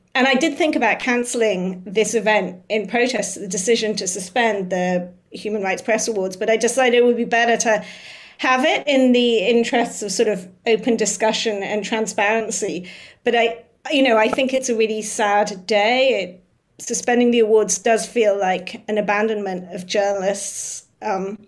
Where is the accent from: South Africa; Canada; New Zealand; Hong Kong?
Hong Kong; I grew up in Hong Kong